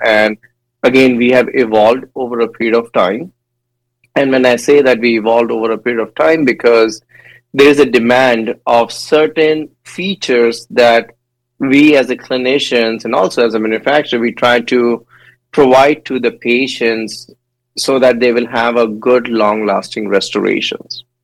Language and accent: English; India; moved away; I born and raised in India, and I did my dental school back in India as well.